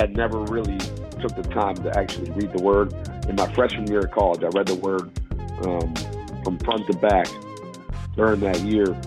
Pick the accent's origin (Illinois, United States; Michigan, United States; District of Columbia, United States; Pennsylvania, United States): Pennsylvania, United States; Pittsburgh; I grew up in Pittsburgh.